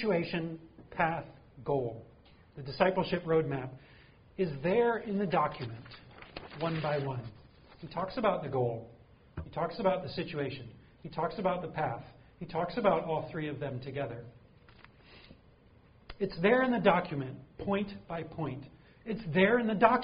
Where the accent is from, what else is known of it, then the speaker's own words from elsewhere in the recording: Green Bay, Wisconsin, United States; also born or lived in Michigan; now in St. Louis, United States; I know we don't get a lot of snow here in St. Louis, but I grew up in Green Bay.